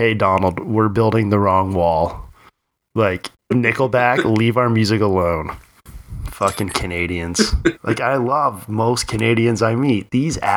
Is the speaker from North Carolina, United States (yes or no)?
yes; Eastern North Carolina, United States; moved away; also born or lived in Virginia; I grew up in Virginia, North Carolina, like Eastern Carolina